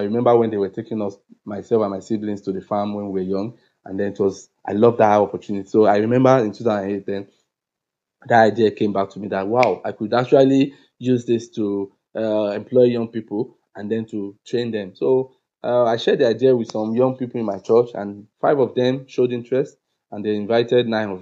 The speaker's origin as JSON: {"language": "English", "town": "Akure", "region": "Ondo", "country": "Nigeria", "tie": "born or raised there", "also_born_or_lived": "Lagos", "said": "I returned to my hometown, Akure, and Akure is a very low income community in southwest of Nigeria, and that's where I am now."}